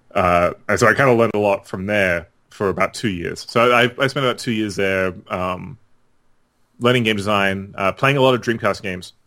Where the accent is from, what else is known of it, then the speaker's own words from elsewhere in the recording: Australia; I grew up in Australia